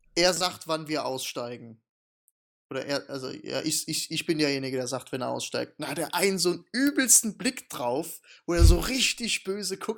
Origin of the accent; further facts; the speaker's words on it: Germany; bei uns in Deutschland